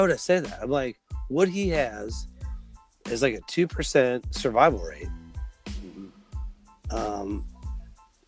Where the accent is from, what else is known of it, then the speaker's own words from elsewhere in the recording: Midwest, United States; moved away as an adult; now in South Carolina, United States; we're from the Midwest